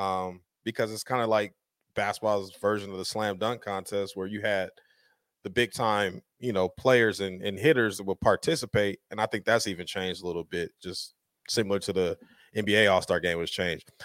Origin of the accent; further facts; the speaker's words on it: Denver, Colorado, United States; now in Las Vegas, United States; I grew up in Denver, Colorado